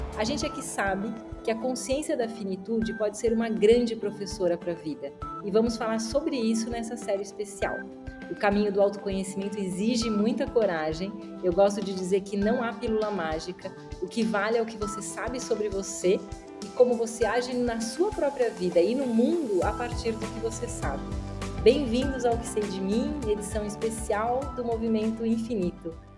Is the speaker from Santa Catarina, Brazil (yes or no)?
yes; Florianópolis, Santa Catarina, Brazil; moved away as an adult; Eu cresci dos 8 aos 18 anos, eu morei em Florianópolis